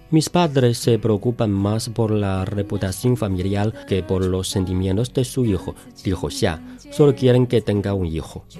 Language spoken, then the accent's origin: Spanish; China